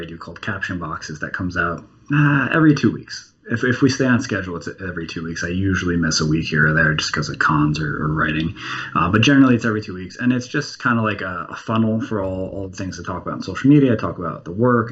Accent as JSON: {"language": "English", "region": "New Jersey", "country": "United States", "tie": "born or raised there", "said": "I grew up in New Jersey, directly across the bay from Manhattan."}